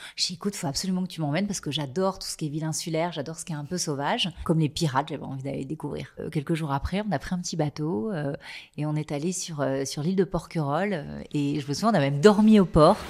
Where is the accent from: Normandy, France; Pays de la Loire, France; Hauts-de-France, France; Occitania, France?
Pays de la Loire, France; Les Sables-d'Olonne; j'ai grandi en Vendée, au Sable d'Olonne